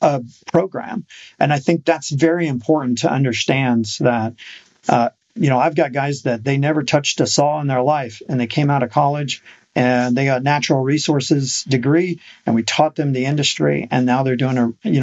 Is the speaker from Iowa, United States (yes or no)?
yes; Iowa City, Iowa, United States; now in Oklahoma, United States; I grew up in Iowa City